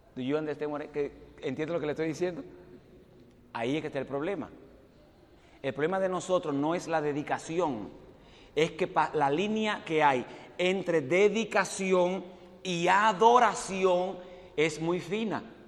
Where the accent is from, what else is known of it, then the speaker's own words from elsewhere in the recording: Dominican Republic; moved away as an adult; also born or lived in Puerto Rico; Yo nací y me crié en la República Dominicana.